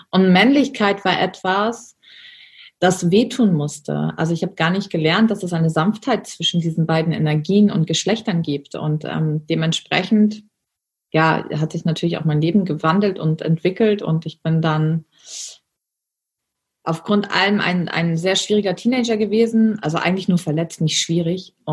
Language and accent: German; Germany; Ich bin in der Armutsgrenze von Deutschland geboren und aufgewachsen.